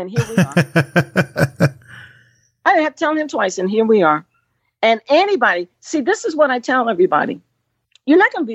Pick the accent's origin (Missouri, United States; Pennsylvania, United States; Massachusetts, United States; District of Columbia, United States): District of Columbia, United States; Washington; I was raised African-American. But, you know, culturally, I am Danish West Indian. And I'm African-American from D.C.